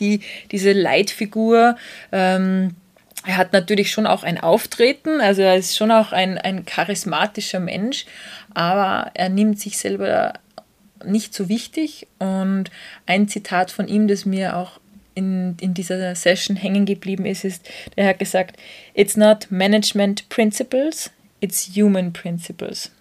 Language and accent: German; Austria; bei uns in Österreich